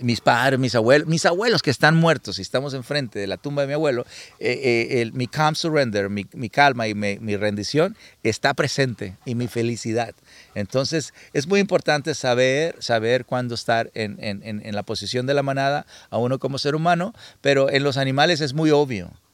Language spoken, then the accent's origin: Spanish; Culiacán, Sinaloa, Mexico; yo soy mexicano de Sinaloa y Culiacán